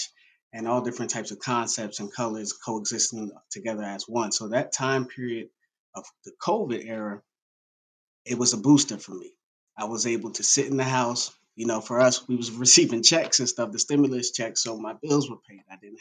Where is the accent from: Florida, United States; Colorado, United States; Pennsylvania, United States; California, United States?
Pennsylvania, United States; Reading; moved away as an adult; also born or lived in Indiana, Pennsylvania / Pittsburgh; now in Charlotte, United States; I'm originally from Reading, Pennsylvania, which is actually 45 minutes outside of Philadelphia. That's where I'm born and raised